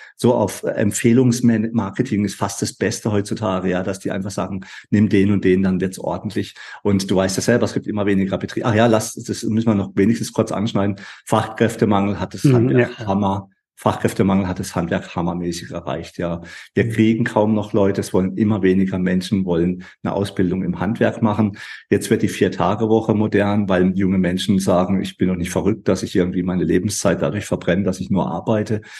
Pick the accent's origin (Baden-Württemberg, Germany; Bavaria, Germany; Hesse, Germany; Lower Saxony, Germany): Baden-Württemberg, Germany; bei uns in Baden-Württemberg